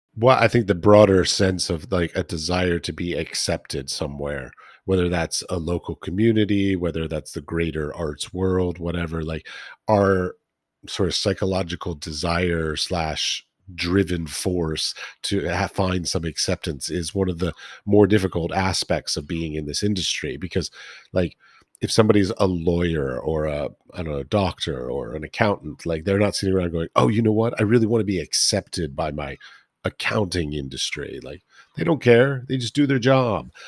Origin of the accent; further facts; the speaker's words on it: Washington, District of Columbia, United States; I grew up in Washington D.C. near the Smithsonian uh, Institution